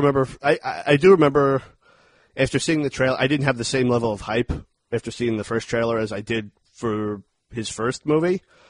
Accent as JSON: {"language": "English", "town": "Dayton", "region": "Ohio", "country": "United States", "tie": "born there", "said": "I was born in Dayton, Ohio. My parents split up when I was still a baby."}